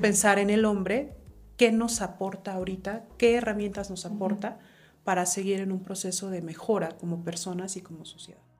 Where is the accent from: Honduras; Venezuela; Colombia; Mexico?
Mexico; nosotros como mexicanos